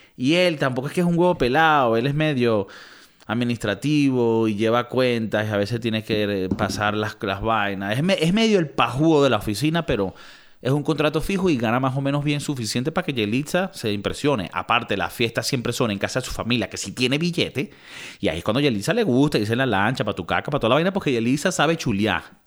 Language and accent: Spanish; Venezuela; also born or lived in United States; now in Europe; también somos venezolanos